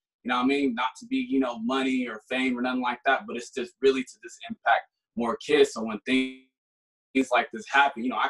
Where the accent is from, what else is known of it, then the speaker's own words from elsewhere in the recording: Sacramento, California, United States; now in Denver, United States; I'm from Sacramento, but I live in Denver now